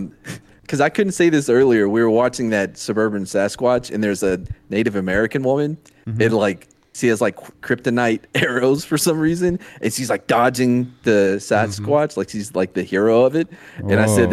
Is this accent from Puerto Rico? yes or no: no; New Zealand; accent: New Zealand; You made fun of my New Zealand accent.